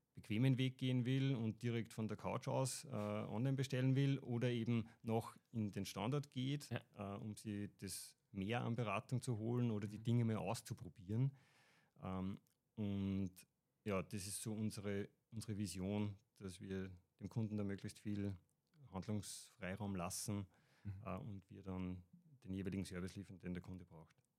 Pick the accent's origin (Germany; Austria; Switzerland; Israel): Austria; Upper Austria; bin aus Oberösterreich